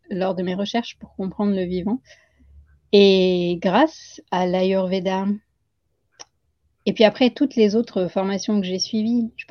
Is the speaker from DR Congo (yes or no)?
no; Île-de-France, France; born there; Peut-être parce que je suis née en France, en région parisienne, mais que mes parents sont nés en Inde et que j'ai grandi entre ces deux cultures.